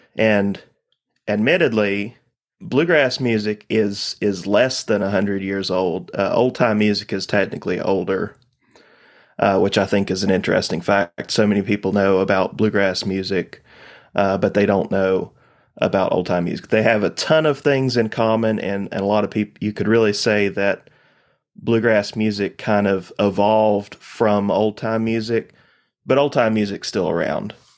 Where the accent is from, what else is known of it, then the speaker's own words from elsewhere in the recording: Laurel Fork, Virginia, United States; I'm from Eastern Carroll County, Virginia